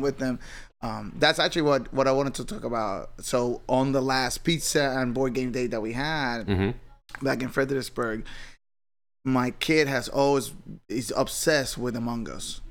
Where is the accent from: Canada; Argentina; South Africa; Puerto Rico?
Puerto Rico; I grew up in Puerto Rico